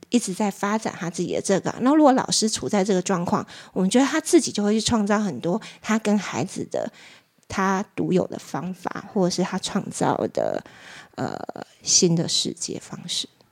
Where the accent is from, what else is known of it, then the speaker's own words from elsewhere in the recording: Tainan, Taiwan; moved away; 我高中以前是在台南长大